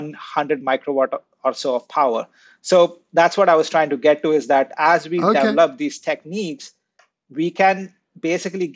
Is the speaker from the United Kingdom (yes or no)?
no; India; So I grew up in India